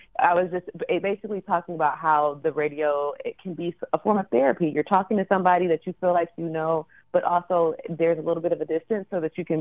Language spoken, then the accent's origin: English; Detroit, Michigan, United States; I grew up in the Detroit metro area.